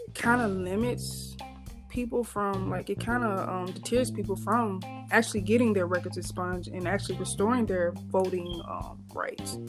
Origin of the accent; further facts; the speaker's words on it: Vicksburg, Mississippi, United States; moved away as an adult; now in Michigan, United States; my home state of Mississippi, um, particularly my city in Vicksburg